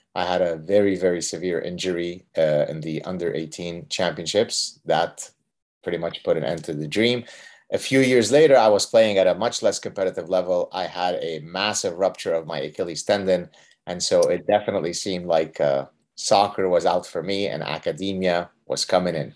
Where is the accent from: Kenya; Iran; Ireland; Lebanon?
Lebanon; moved away; we were part of the last group of Lebanese Jews that had steadfastly, you know, refused to leave Lebanon